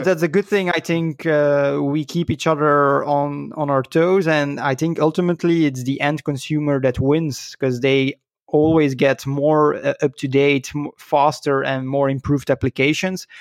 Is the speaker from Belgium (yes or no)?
yes; Belgium; I was born in Belgium, so I'm a, a Belgian lad